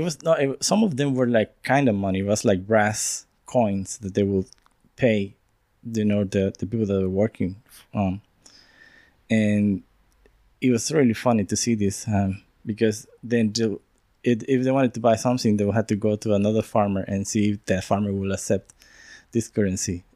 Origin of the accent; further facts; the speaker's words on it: San Salvador, El Salvador; moved away as an adult; now in Wellington, New Zealand; I'm from San Salvador, the capital of El Salvador